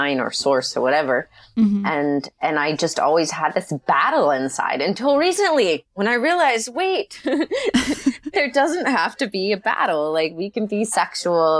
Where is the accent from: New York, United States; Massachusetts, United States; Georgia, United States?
Georgia, United States; Marietta; I grew up in Marietta, Georgia, which is not too far from Atlanta.